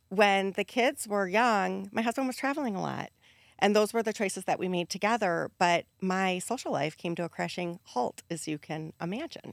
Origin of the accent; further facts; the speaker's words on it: Wisconsin, United States; Growing up in Wisconsin, the culture is so centered around alcohol